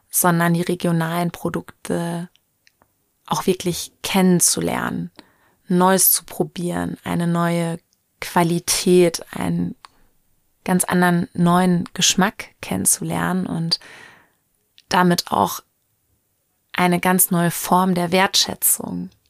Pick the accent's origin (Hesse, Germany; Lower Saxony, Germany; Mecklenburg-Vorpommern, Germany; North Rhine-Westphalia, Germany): North Rhine-Westphalia, Germany; Lichtenau; aus meiner Heimatstadt Lichtenau in Westfalen